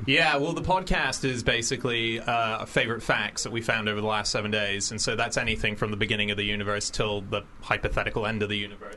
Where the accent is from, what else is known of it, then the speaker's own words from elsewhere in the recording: Australia; I'm an Aussie